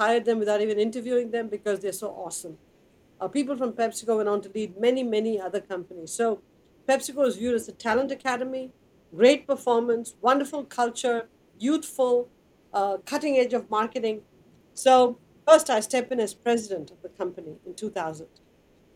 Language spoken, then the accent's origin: English; Chennai, Tamil Nadu, India; moved away; I grew up in Madras in India, which is water distressed.